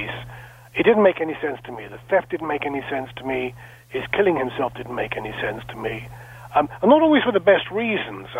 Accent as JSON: {"language": "English", "area": "small town just west of London", "region": "South East England", "country": "United Kingdom", "tie": "born or raised there", "said": "I was born and raised in a small town just west of London, about 11,000 people"}